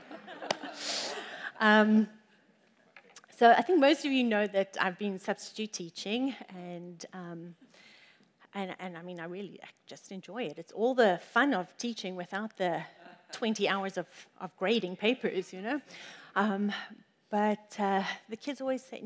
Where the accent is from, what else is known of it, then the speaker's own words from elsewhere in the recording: Johannesburg, Gauteng, South Africa; the city that we grew up in South Africa is 50% of the world's gold is from Johannesburg. And so we grew up around gold.